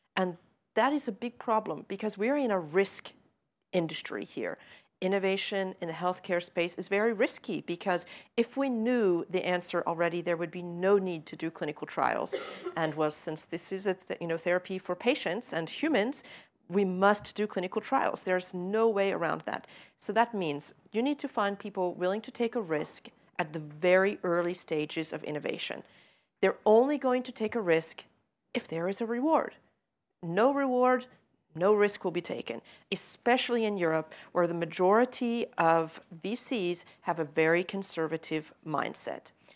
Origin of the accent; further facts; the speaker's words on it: United States; I say that as an American